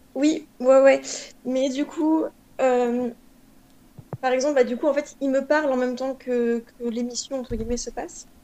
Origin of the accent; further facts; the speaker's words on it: Normandy, France; en tant que Normand, je pense que c'est notre région